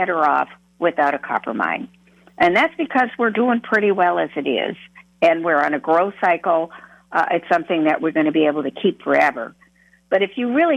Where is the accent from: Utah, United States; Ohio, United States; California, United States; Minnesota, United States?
Minnesota, United States; up here in my hometown